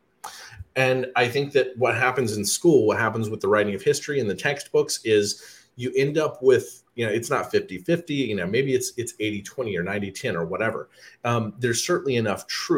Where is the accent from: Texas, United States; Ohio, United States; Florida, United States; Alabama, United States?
Alabama, United States; I grew up in Alabama